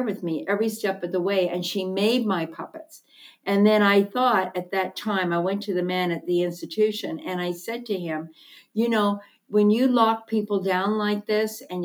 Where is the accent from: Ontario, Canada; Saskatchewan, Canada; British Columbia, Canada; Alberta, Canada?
Ontario, Canada; Hamilton; I was born and raised in Hamilton, Ontario.